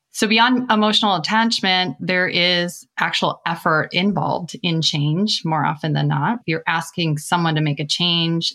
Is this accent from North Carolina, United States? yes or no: no; Minnesota, United States; I began in my home state of Minnesota at a bank